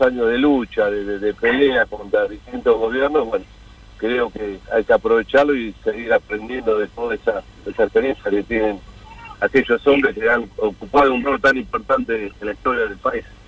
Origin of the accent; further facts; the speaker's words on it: Mar del Plata, Buenos Aires Province, Argentina; now in Buenos Aires, Argentina; nosotros somos todos de Mar del Plata en el año 87 hemos venido a vivir a Buenos Aires